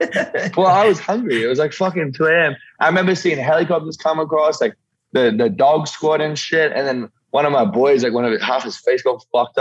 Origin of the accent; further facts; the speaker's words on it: Yeppoon, Queensland, Australia; This small country coastal town called Yeppoon.